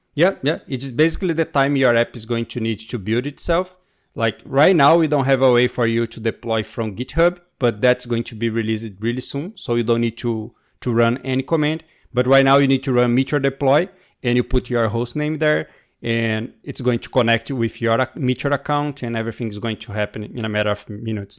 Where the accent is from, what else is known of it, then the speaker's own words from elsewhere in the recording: Brazil; moved away; also born or lived in New York; I'm from Brazil, but right now I'm speaking from New York